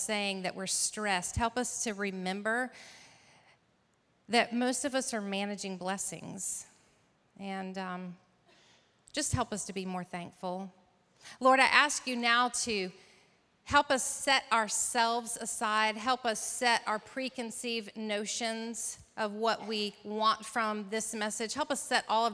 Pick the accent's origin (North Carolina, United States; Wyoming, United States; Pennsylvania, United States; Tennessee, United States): North Carolina, United States; here in my home state of North Carolina